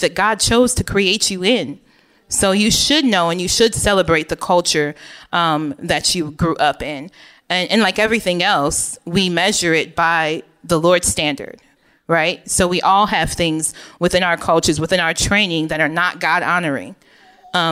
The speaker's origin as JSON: {"language": "English", "town": "Oak Park", "region": "Illinois", "country": "United States", "tie": "born or raised there", "also_born_or_lived": "Chicago, Illinois", "said": "I lived for most of my upbringing in Oak Park, Illinois, which is a very diverse suburb of the West Chicago"}